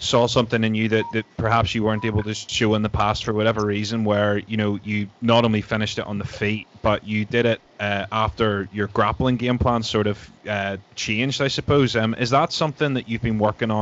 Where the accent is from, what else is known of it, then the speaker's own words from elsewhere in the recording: Northern Ireland, United Kingdom; we're Northern Irish